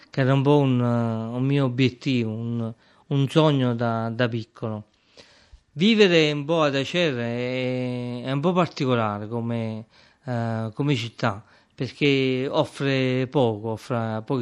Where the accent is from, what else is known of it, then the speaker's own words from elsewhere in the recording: Acerra, Campania, Italy; born there; sono nato ad Acerra il 30 eh, aprile del 1978. Sono nato come si nasceva prima, sono nato in casa, eh, in via Annunziata